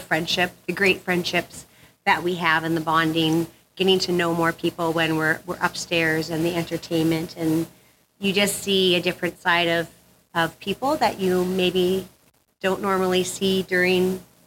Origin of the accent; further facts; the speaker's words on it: northern Saskatchewan, Canada; moved away; I grew up in northern Saskatchewan